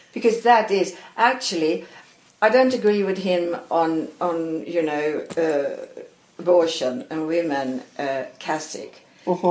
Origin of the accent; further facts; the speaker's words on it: Malmö, Skåne, Sweden; English is a second language; moved away; also born or lived in Stockholm; I was born in Stockholm, and, oh. uh, but I grew up in Malmö.